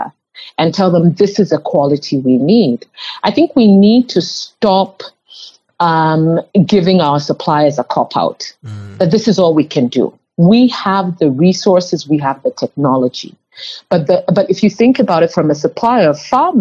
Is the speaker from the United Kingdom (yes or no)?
no; Kenya; moved away; I grew up in Kenya